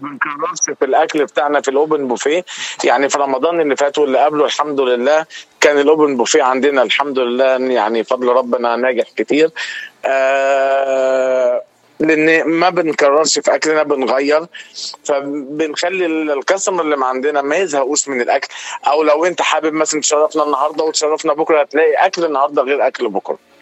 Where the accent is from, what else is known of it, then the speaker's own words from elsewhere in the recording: Upper Egypt, Egypt; moved away as an adult; now in United States; انا من مصر تحديدا من الصعيد ليا 15 سنه في امريكا